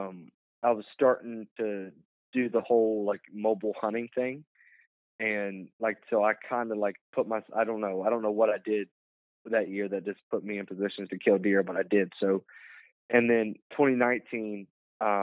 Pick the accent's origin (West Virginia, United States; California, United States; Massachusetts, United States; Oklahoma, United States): West Virginia, United States; my home state, West Virginia